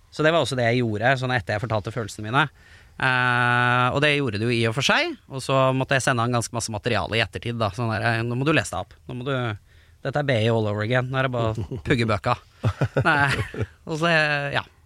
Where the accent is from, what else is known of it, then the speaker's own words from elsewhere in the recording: Lørenskog, Akershus, Norway; Oppveksten i Lørenskog var også prega av ganske mye homofobi